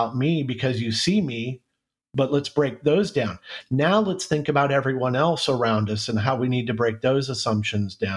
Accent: Central California, United States; moved away as an adult; also born or lived in Minnesota; And my wife and I were both born and raised in Central California

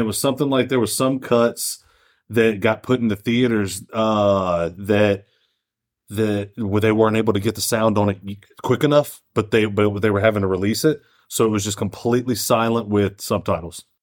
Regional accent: United States; We're fucking American

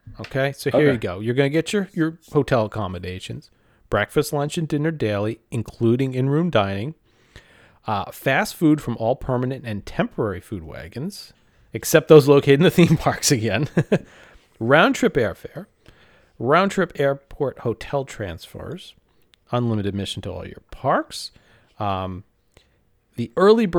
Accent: East Coast, United States; Brian, you and I grew up on the East Coast.

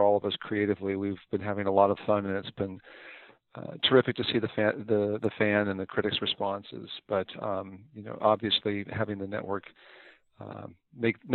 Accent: Warrenton, Oregon, United States; moved away as an adult; also born or lived in Los Angeles, California / Santa Cruz, California; I was born in Los Angeles, but I spent the majority of my childhood up in Warrenton, Oregon

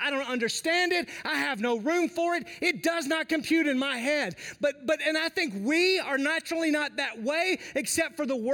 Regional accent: the South, United States; I grew up in the South

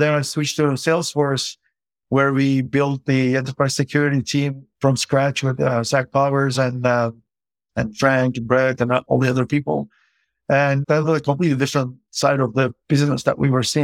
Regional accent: Turkey; moved away; I grew up in Turkey, which is a developing country

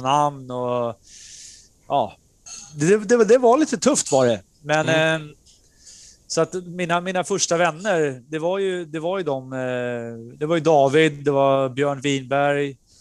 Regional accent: Norrtälje, Stockholm County, Sweden; also born or lived in Nerja, Spain; Jag kom från Norrtälje, och skulle in i, i Stockholmsscenen

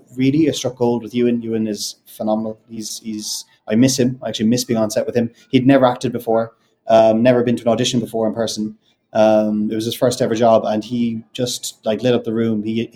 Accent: Ireland; accent: neutral Irish; I don't know if you can tell from my accent. I've got a very neutral Irish accent.

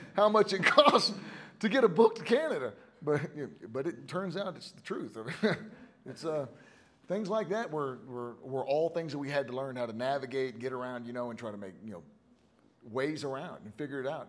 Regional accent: Houston, Texas, United States; I'm from Houston, right? I'm from I'm from Texas

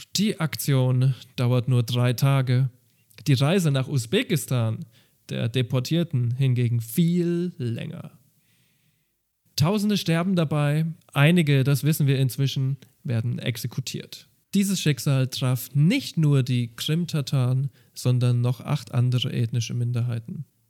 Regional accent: Germany; bei uns in Deutschland

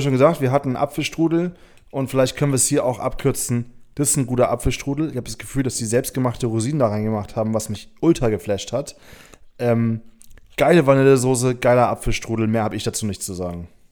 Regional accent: Hamburg, Germany; ich komme aus Hamburg

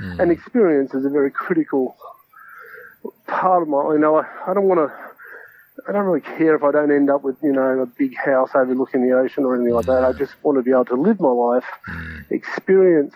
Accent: Ballina, New South Wales, Australia; also born or lived in Byron Bay / Brisbane; I grew up in Ballon in New South Wales, which is a coastal town

